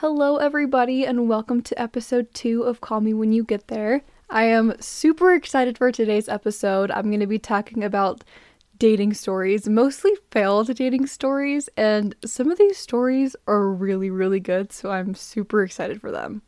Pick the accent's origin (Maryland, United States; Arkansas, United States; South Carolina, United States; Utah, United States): Utah, United States; I'm from Utah